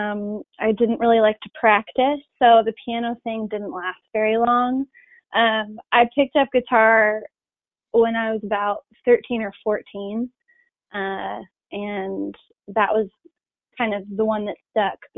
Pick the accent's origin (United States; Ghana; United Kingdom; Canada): United States; Charlottesville, Virginia; now in Nashville, United States; I grew up in Charlottesville, Virginia, in the Blue Ridge Mountains